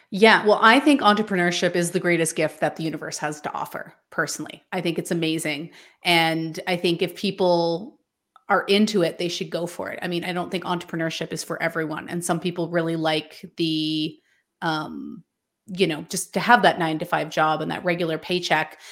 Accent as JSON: {"language": "English", "region": "British Columbia", "country": "Canada", "said": "I am from a tiny, remote mountain town in British Columbia, Canada"}